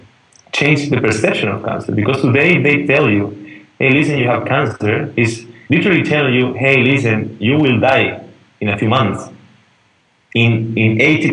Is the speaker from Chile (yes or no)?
yes; Chile; I'm Chilean, but I was born and raised here in Chile.